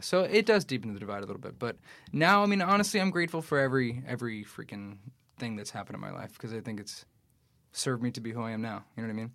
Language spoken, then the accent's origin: English; New York City, New York, United States; I grew up in Queens, I grew up in Astoria